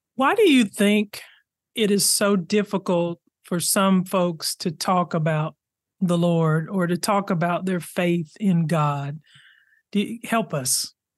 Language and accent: English; Arkansas, United States; I grew up in Arkansas